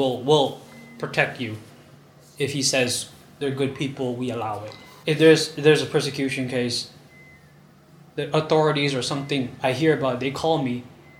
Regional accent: Luang Prabang Province, Laos; I'm actually from Luphabang province.

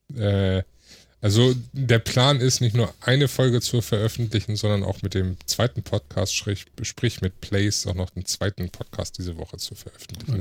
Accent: Hamburg, Germany; komme gebürtig aus Hamburg, wohne jetzt im Speckgürtel von Hamburg

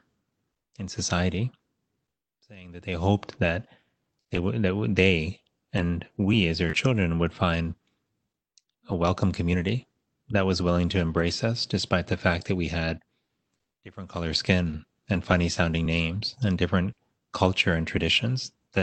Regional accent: Miami, Florida, United States; I went to public schools growing up in Miami, Florida

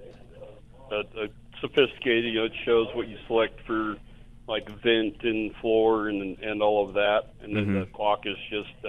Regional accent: Littleton, Colorado, United States; now in Aurora, United States; I grew up in Littleton

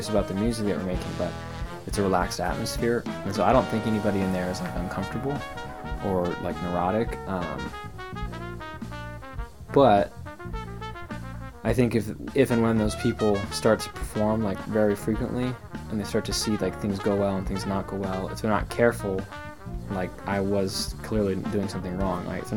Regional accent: Portland, Oregon, United States; these bands that I grew up playing in Portland

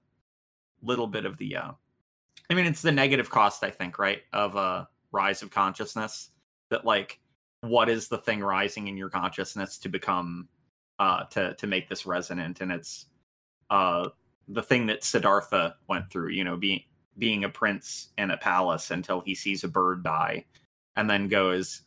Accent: United States; I'm too American.

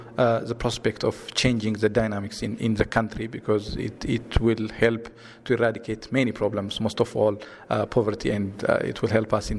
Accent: Ethiopia; I am from Ethiopia.

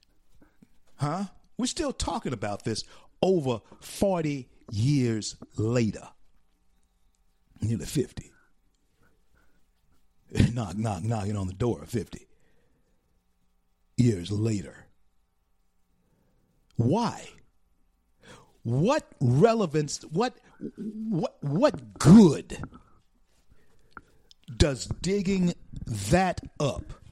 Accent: Shreveport, Louisiana, United States; my hometown

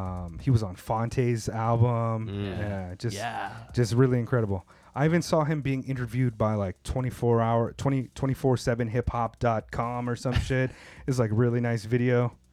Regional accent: Oceanside, California, United States; I grew up in Southern California, like Oceanside

